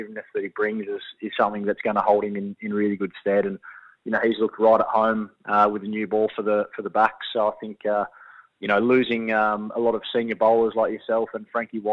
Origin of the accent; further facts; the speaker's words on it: Shellharbour, New South Wales, Australia; moved away; I'm from Shell Harbour, which is about half an hour south.